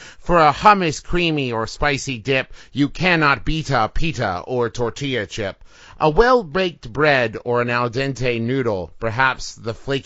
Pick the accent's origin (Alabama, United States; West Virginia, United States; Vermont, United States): West Virginia, United States; I'm from West Virginia, which is, like, the most northern southern state